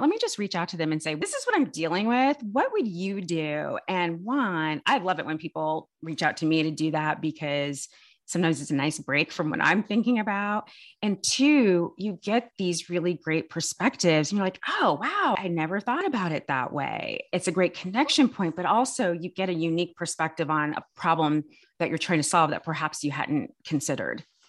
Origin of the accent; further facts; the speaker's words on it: California, United States; I'm born and raised in California